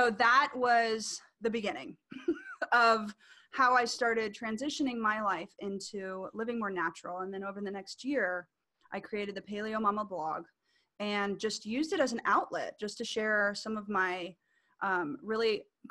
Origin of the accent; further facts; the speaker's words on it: Orlando, Florida, United States; I'm from Orlando, Florida